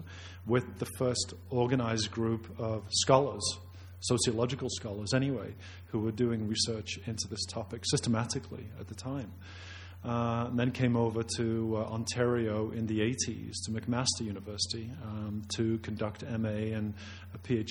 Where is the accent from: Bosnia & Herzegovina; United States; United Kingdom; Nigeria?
United Kingdom; moved away as an adult; also born or lived in Leicester, United Kingdom; now in Calgary, Canada; I carry a Canadian passport, but I'm not really Canadian. I'm really a Brit